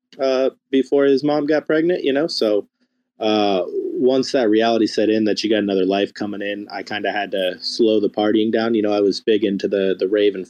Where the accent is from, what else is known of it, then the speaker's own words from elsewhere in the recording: United States; I'm American